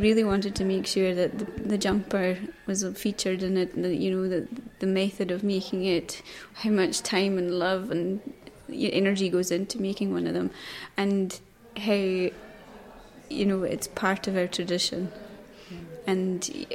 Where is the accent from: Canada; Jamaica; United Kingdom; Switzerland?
United Kingdom; South Uist, Scotland; also born or lived in Eriskay; now in Stornoway, United Kingdom; I'm from South Uist, but I live in Stornoway in the Western Isles.